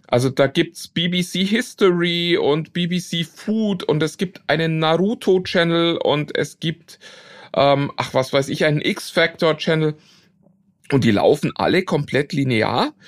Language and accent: German; Germany; für uns als Deutsche